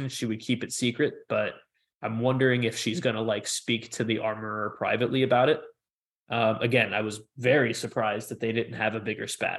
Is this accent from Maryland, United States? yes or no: no; New York City, New York, United States; I'm a New Yorker. I'm not from Manhattan. I'm from one of the other boroughs